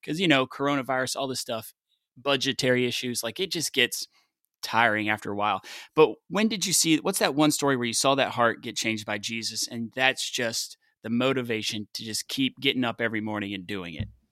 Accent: the South, United States; I'm from the South

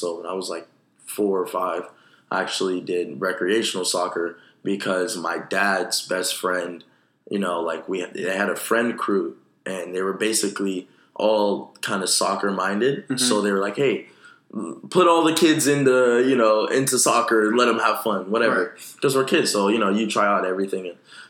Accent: Sacramento, California, United States; now in Los Angeles, United States; I come from Sacramento, California.

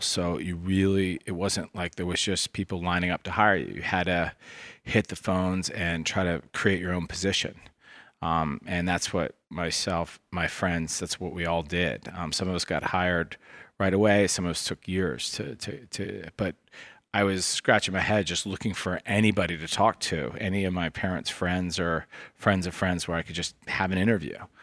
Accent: Washington, District of Columbia, United States; also born or lived in Ohio; I grew up in Washington, D C

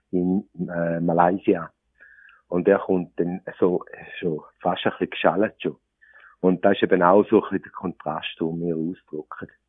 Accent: Appenzell, Switzerland; Also, meine Angelege ist eine Appenzellertracht, als Appenzeller. Ich bin wirklich ein Appenzeller. Vorne ab und hinten ab.

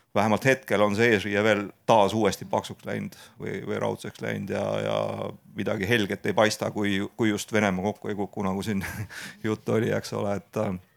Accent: Estonia; meie kui eestlased

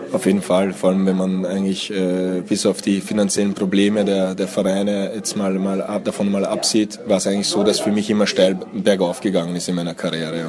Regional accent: Austria; German is a second language; moved away as an adult; also born or lived in Hungary; now in Germany; ich bin in Österreich irgendwie, irgendwie aufgewachsen, lebe aber jetzt auch schon seit 15 Jahren in Deutschland

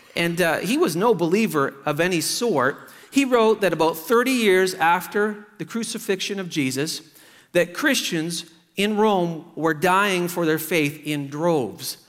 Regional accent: Truro, Nova Scotia, Canada; Truro, Nova Scotia, my hometown

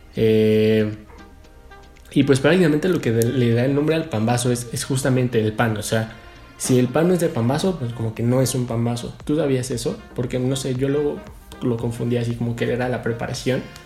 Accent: Mexico; nuestro país

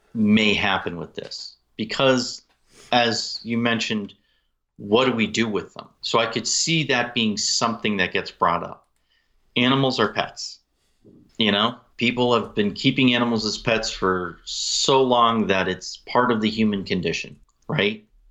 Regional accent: Utah, United States; in my home state of Utah here

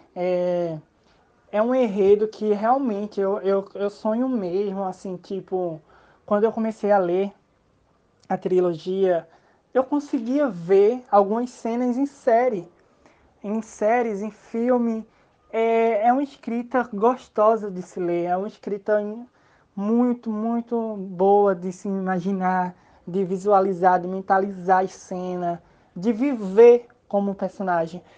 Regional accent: São Caetano, Pernambuco, Brazil; Sou do Pernambuco. Moro em uma cidade do interior chamada São Caetano.

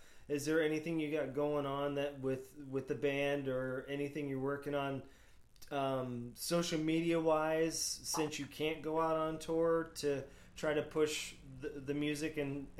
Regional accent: Florida, United States; also born or lived in New Hampshire; I'm originally from New Hampshire and moved down to Florida when I was no choice, 6 years old, you know. So, I got stuck here

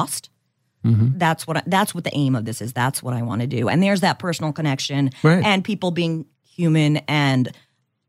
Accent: New York, United States; accent: New York; my New York accent

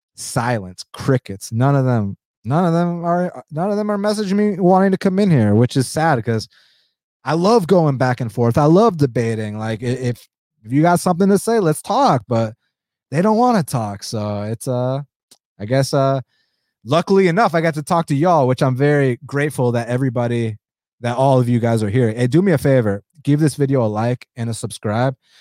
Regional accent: United States; first language Spanish; English is a second language; I'm a first generation American. Um, but then, obviously, growing up in the United States

